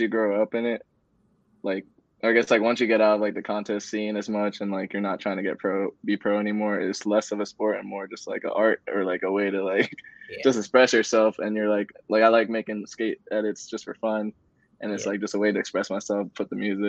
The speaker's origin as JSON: {"language": "English", "region": "Northern Virginia", "country": "United States", "tie": "born or raised there", "also_born_or_lived": "Nigeria", "said": "I came to America when I was like around 2 years old, and then lived in Northern Virginia basically all my life. So yeah, the DMV, basically born and raised, but not born, I guess, just raised"}